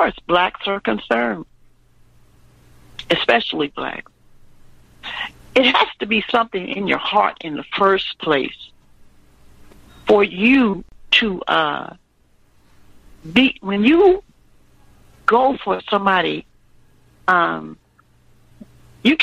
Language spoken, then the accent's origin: English; Louisiana, United States; also born or lived in Illinois; I'm from Louisiana